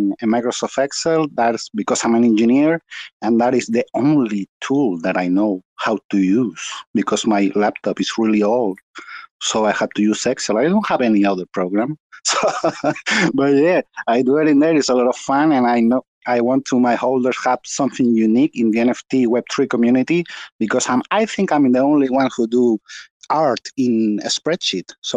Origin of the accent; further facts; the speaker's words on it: Chile; I'm from Chile, South America